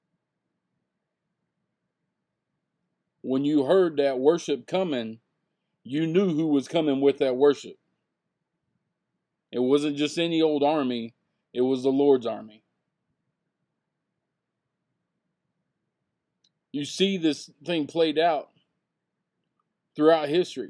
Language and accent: English; Texas, United States; I'm from Texas